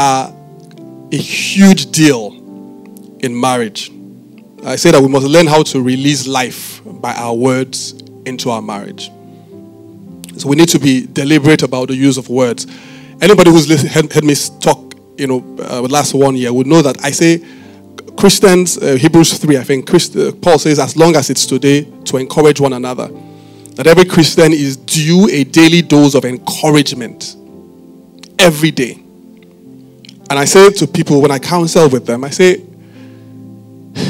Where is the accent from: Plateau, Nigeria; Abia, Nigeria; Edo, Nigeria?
Edo, Nigeria; Benin City; I didn't grow up in Lagos. I grew up in Benin.